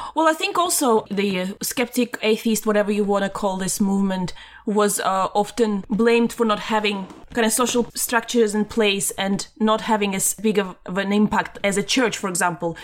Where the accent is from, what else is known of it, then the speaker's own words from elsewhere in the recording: Latvia; moved away; when I was growing up in Latvia